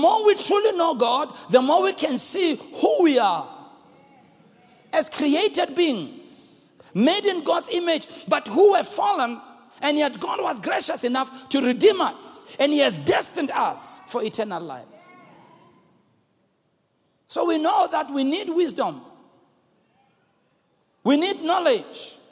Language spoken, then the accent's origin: English; Soweto, Gauteng, South Africa; growing up in Soweto